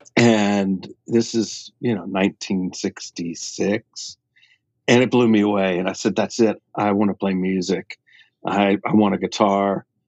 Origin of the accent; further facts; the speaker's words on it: Atlanta, Georgia, United States; I grew up in Atlanta